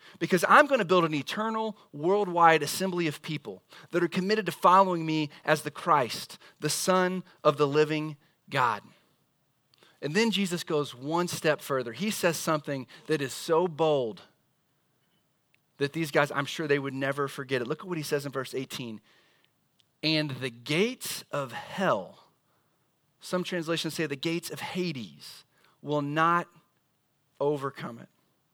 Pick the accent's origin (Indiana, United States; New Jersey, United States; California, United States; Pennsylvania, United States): Indiana, United States; I mean, we came from Southern Indiana and we knew that IKEA and Fishers was a big deal.